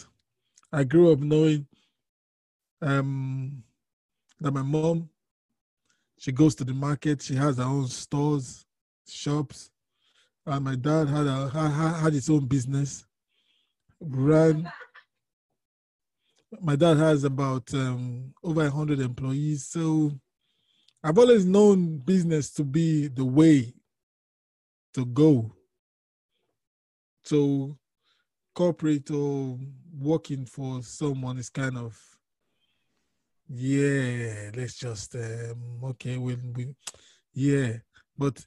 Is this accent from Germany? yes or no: no; Nigeria; I'm from Nigeria, and my family background, my dad was a businessman